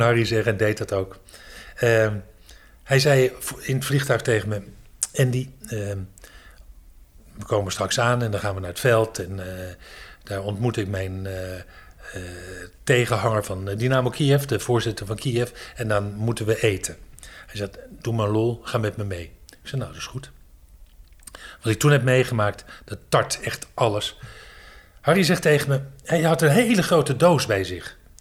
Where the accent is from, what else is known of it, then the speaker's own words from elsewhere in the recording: Amstelveen, North Holland, Netherlands; moved away as an adult; also born or lived in Haarlem / Hoofddorp; now in Dronten, Netherlands; ik ben geboren in Amstelveen. En ik ben toen verhuisd naar Haarlem. Daar heb ik heel lang gewoond.